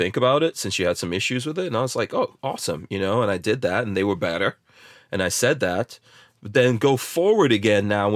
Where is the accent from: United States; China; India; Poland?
United States; New Jersey; moved away; born in Jersey